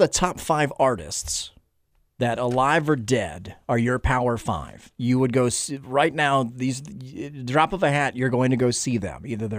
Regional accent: Stone Mountain, Georgia, United States; I'm a Georgia kid. I grew up in Stone Mountain, Georgia, in the suburb of Atlanta.

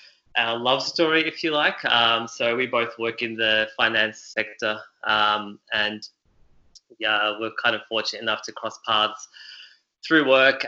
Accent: Melbourne, Victoria, Australia; also born or lived in Beirut, Lebanon; So my background is Lebanese. I was born in Beirut, Lebanon, and migrated to Australia when I was 5 years old. So have always lived in Melbourne. I think I can comfortably say I'm a Melburnian through and through.

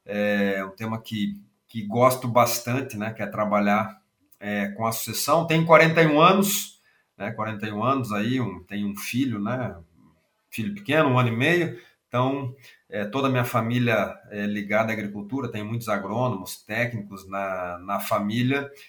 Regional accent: Rio Grande do Sul, Brazil; accent: gaúcho; Sou gaúcho, né? Talvez o sotaque já entrega, né?

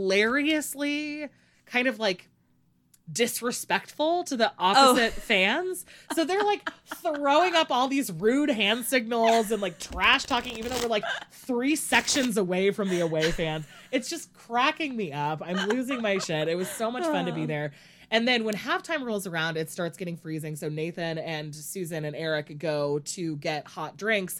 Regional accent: United States; I'm obviously American

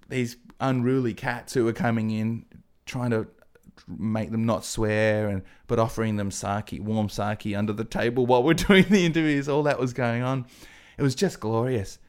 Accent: Adelaide, South Australia, Australia; also born or lived in England; I'm from Adelaide.

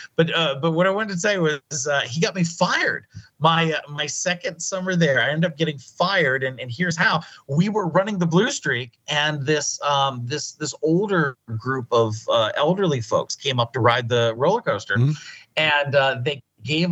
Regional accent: Crawford County, Pennsylvania, United States; also born or lived in Erie, Pennsylvania; now in Las Vegas, United States; I was born in Erie. I grew up in Crawford County.

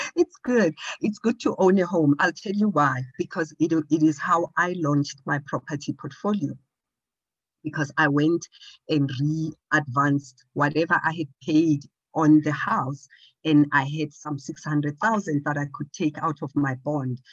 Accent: Johannesburg, Gauteng, South Africa; I am from Johannesburg

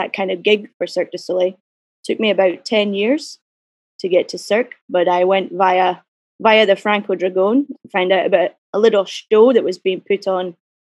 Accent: Glasgow, Scotland, United Kingdom; I grew up in Glasgow

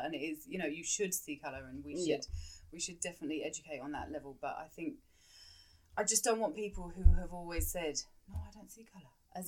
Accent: Kent, South East England, United Kingdom; moved away as an adult; also born or lived in Chiswick, London / London; I was born in Chiswick and then I moved down to Kent and grew up in Kent and then I moved back to London

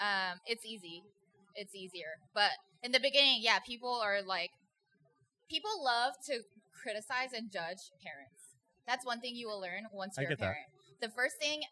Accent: Las Vegas, Nevada, United States; I grew up in Vegas

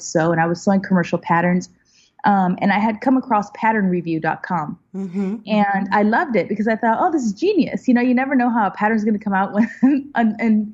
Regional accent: Chicago, Illinois, United States; also born or lived in Puerto Rico; now in Los Angeles, United States; we went to Chicago where the rest of my family was

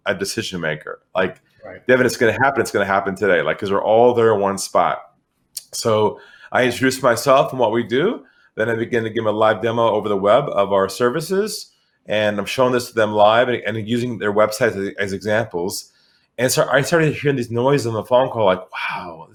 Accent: San Diego, California, United States; moved away as an adult; now in Sydney, Australia; I'm originally from California, from San Diego. I now live in Australia, in Sydney.

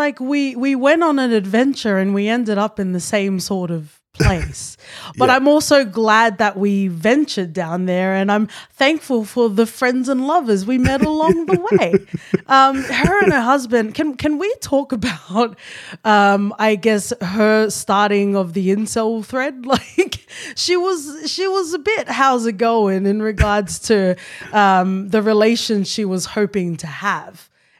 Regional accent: Australia; We're cute Australians.

